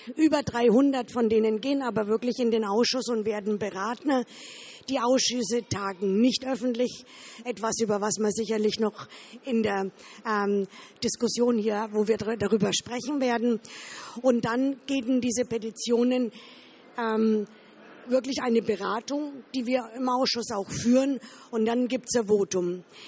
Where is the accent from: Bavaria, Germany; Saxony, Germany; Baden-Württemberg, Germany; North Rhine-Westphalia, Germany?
Bavaria, Germany; Ich komme aus Bayern, aus dem Wahlkreis Erlangen.